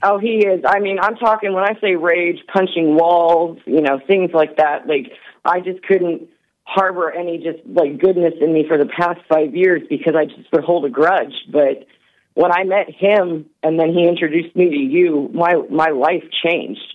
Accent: the South, United States; I'm from the South, and that's kind of how I was raised

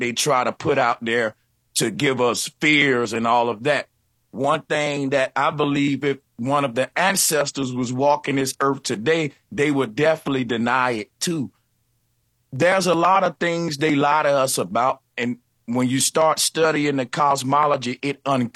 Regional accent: the Bible Belt, United States; I'm from the Bible Belt

